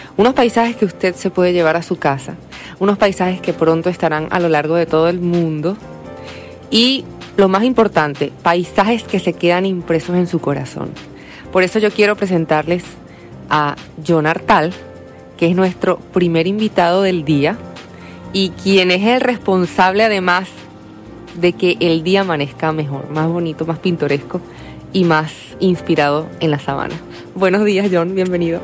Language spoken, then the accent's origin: Spanish; Venezuela; esto está en mi país